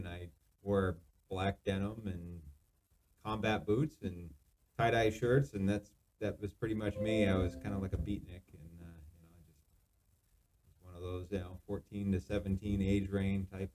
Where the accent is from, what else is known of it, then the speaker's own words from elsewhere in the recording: Vermont, United States; also born or lived in Maine; I'm from Vermont.